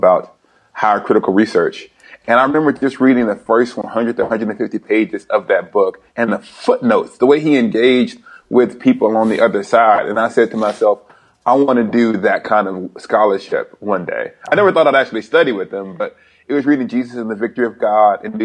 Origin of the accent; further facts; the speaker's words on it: Alabama, United States; moved away as an adult; now in upstate New York, United States; I'm from Alabama